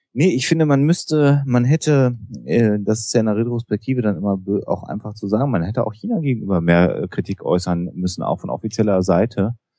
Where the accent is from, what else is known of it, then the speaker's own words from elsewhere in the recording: Germany; wir als Deutsche